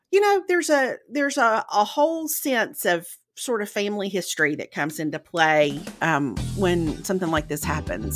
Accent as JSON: {"language": "English", "region": "Mississippi", "country": "United States", "tie": "born or raised there", "moved": "yes", "said": "growing up in Mississippi"}